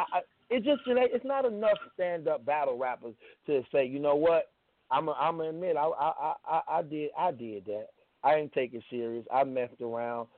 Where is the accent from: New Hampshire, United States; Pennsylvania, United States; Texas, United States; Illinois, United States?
Illinois, United States; Chicago; I'm from Chicago just like him